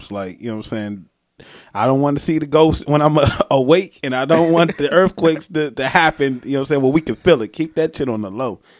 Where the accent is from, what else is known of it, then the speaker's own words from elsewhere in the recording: Maryland, United States; he know I'm from Maryland or whatever